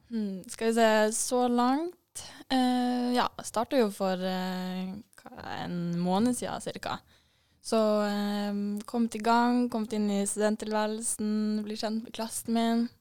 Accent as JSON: {"language": "Norwegian", "town": "Vadsø", "region": "Troms og Finnmark", "country": "Norway", "also_born_or_lived": "Trondheim", "moved": "as an adult", "lives_now": "Bodø, Norway", "said": "Jeg er jo fra Vadsø"}